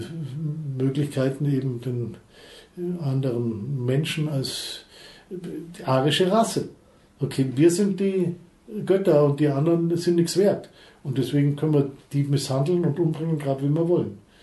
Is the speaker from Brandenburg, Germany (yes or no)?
no; Allgäu, Bavaria, Germany; ich bin im Allgäu aufgewachsen, da redet man nicht, schon gar nicht über die Gefühle.